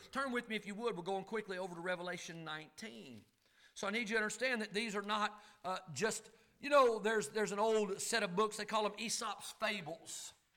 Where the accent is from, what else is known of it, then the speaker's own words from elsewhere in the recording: Kentucky, United States; accent: Kentucky hillbilly and North Carolina mountain talk; now in North Carolina, United States; I grew up in Kentucky, and I've been in the foothills of the Blue Ridge Mountains in North Carolina